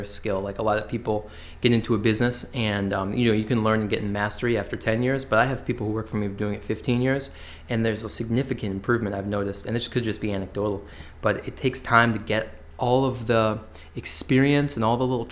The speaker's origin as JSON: {"language": "English", "town": "West Hartford", "region": "Connecticut", "country": "United States", "tie": "born or raised there", "said": "I grew up in West Hartford, so working in the same town I grew up"}